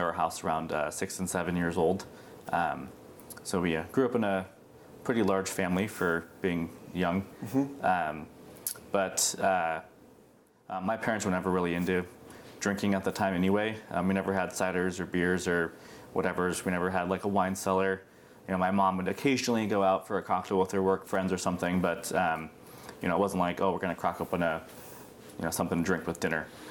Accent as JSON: {"language": "English", "town": "Beaverton", "region": "Oregon", "country": "United States", "tie": "born or raised there", "also_born_or_lived": "India", "said": "I was actually adopted from India uh, when I was five months old and was adopted into a, a lovely family in Beaverton."}